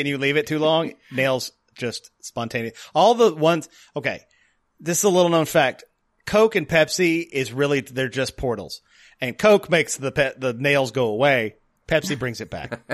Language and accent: English; the South, United States; moved away; I am from the South originally